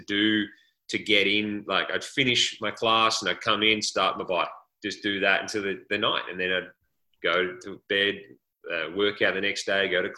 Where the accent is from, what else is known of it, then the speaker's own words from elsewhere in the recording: Australia; moved away as an adult; as Australian punters, not just punters, actually as Australian college athletes in a different country